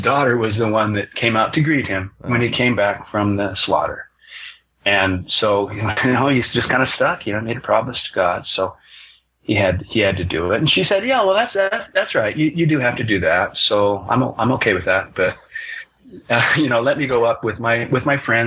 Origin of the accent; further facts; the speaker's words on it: Moscow, Idaho, United States; my hometown of Moscow, Idaho